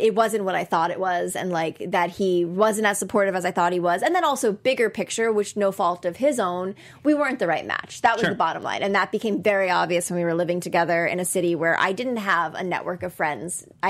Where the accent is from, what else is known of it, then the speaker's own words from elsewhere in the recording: Connecticut, United States; and I'm from Connecticut